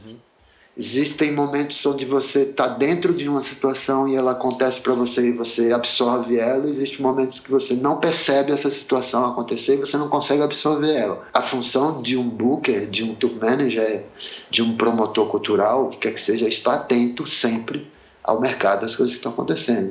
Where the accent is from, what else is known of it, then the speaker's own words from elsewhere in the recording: Sergipe, Brazil; moved away as an adult; also born or lived in Rio de Janeiro; now in São Paulo, Brazil; eu sou de Sergipe, eu morei oito anos no Rio, eu moro há 13 anos em São Paulo